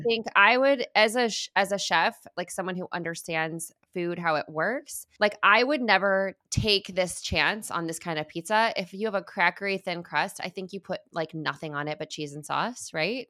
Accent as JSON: {"language": "English", "region": "Midwest", "country": "United States", "also_born_or_lived": "Chicago", "said": "I lived in Chicago. I'm from the Midwest."}